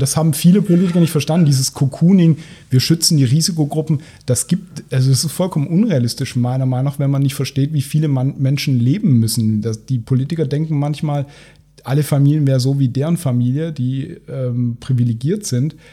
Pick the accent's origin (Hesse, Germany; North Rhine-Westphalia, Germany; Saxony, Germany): North Rhine-Westphalia, Germany; Cologne; als Kölner